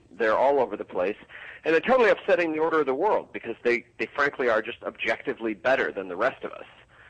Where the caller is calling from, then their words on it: Chicago, Illinois, United States; I am heading there tomorrow. I'm in Chicago right now.